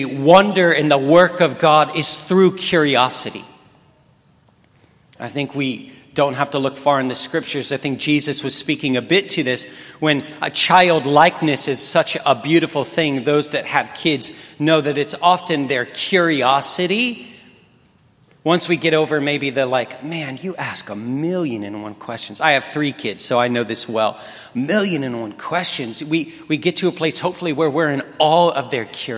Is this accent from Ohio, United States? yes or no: no; Kansas City, Missouri, United States; I'm from Kansas City. I serve at a church called Nava Church. It's within the 24/7 community prayer swirl, everything that is 24/7 prayer. I live just outside the city in the town that I grew up